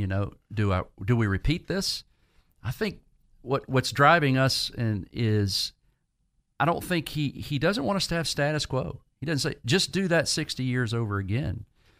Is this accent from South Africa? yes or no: no; Virginia, United States; But during college in Virginia, I grew up primarily in Virginia, felt a sense of call towards ministry.